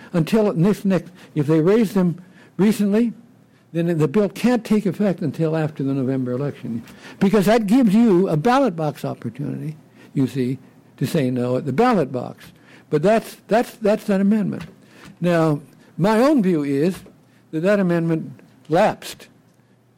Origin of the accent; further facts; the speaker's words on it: California, United States; my home state, California